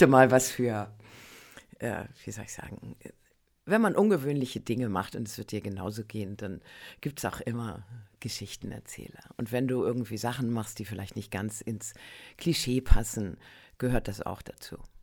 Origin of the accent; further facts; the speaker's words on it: Northern Germany, Germany; ich komme ja aus Norddeutschland